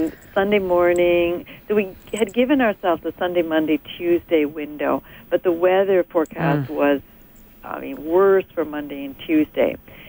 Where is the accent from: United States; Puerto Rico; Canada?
Canada; Edmonton, Alberta; Edmonton's my hometown.